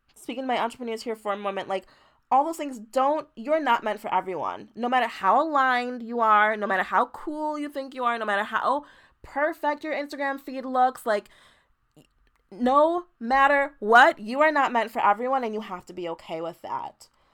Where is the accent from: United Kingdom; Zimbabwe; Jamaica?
Jamaica; now in United States; I was born in Jamaica, moved to America